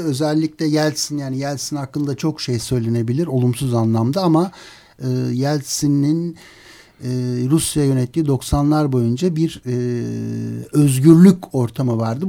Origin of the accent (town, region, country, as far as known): Turkey